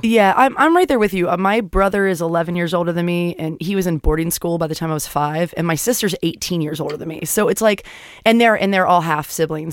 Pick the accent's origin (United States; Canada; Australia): United States; Florida; moved away; I grew up in Florida